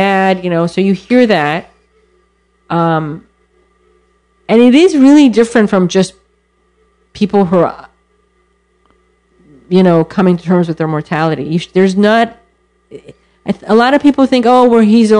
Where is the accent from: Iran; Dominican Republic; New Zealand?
Iran; born or raised there; now in United States